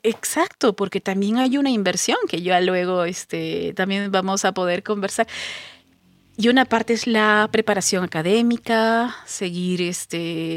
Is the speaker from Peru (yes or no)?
yes; Pisco, Ica, Peru; yo no soy de Lima, soy de Pisco, que es al